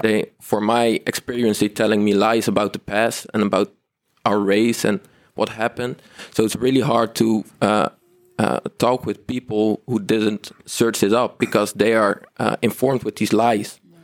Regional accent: Rotterdam, South Holland, Netherlands; I'm born and raised in Rotterdam

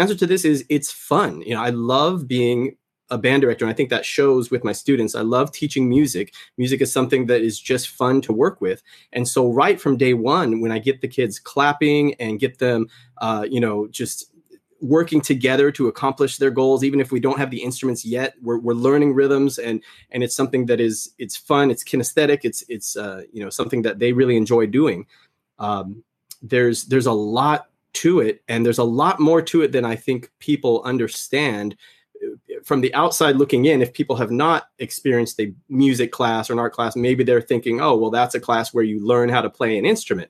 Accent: Anaheim, California, United States; I grew up in Southern California

